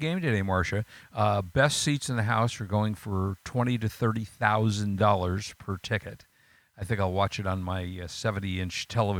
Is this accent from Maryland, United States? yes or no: no; Los Angeles, California, United States; I grew up in California, Los Angeles, so I've always been a Rams fan.